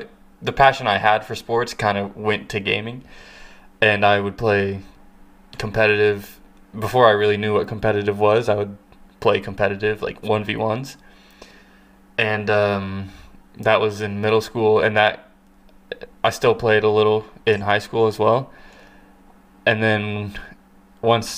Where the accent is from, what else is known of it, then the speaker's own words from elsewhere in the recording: Kansas, United States; I was born and raised in Kansas